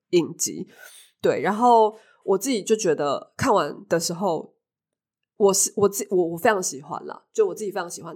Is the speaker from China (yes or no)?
no; Taipei, Taiwan; 因为我是台北人，然后我就，我就在台北